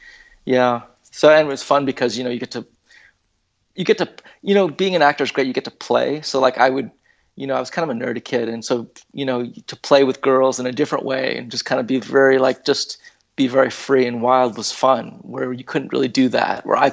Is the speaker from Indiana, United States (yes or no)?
no; California, United States; I was born and raised here